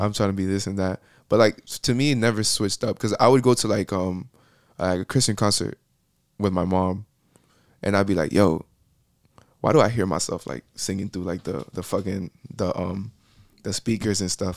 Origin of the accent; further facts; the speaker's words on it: Miami, Florida, United States; accent: Puerto Rican; born and raised in Miami, Florida.